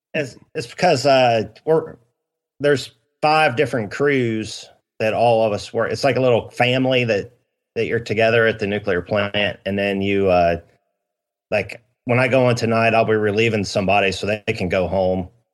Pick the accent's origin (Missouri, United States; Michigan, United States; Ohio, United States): Ohio, United States; now in South Carolina, United States; we're both originally from Ohio